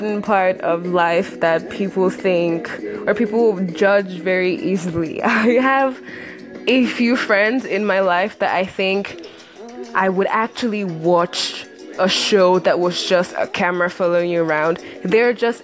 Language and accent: English; Nigeria; I'm Nigerian